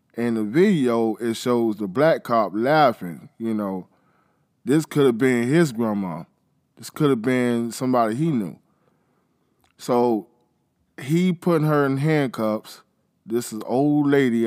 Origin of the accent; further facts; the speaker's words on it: Florida, United States; I'm from Florida